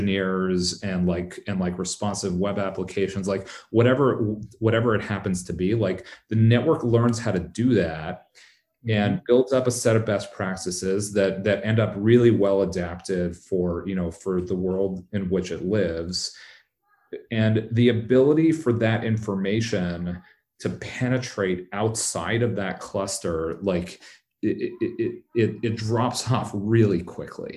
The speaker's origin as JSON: {"language": "English", "country": "Canada", "also_born_or_lived": "Bay Area, California", "moved": "yes", "lives_now": "San Francisco Bay Area, United States", "said": "I live in the Bay Area, but I'm Canadian. I still have, you know, like, I've got roots. I know a lot of folks back in Toronto"}